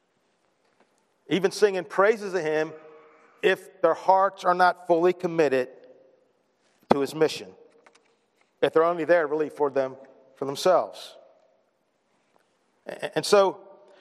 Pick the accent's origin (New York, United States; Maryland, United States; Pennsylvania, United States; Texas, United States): Maryland, United States; Baltimore; We're both from Baltimore